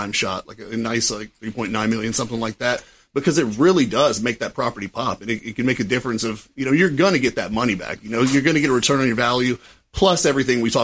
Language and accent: English; Florida, United States; also born or lived in Tallahassee, Florida / Fort Myers, Florida; now in St. Petersburg, United States; born and raised in Florida. I mean, I was born in Tallahassee. That's kind of South Georgia, but I am Florida through and through.